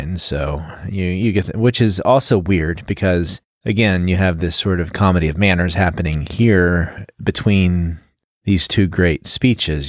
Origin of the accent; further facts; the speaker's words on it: Texas, United States; Growing up in Texas, they had many Shakespeare's at the park